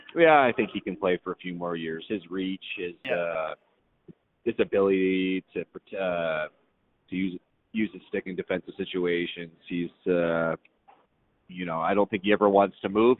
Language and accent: English; Guelph, Ontario, Canada; moved away; also born or lived in Dallas; in Guelph, uh, where my hometown is